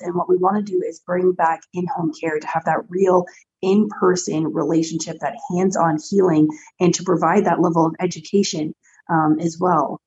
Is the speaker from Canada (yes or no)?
yes; Canada